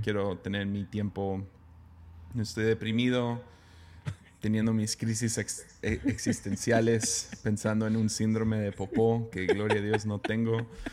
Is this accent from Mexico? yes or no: yes; Mexico; siendo mexicano